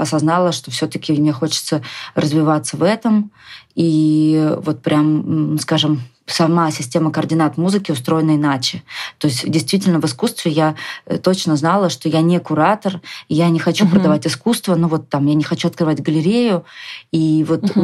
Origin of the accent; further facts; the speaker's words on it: Moscow, Russia; moved away as an adult; also born or lived in Saint Petersburg; То есть mm я изначально отсюда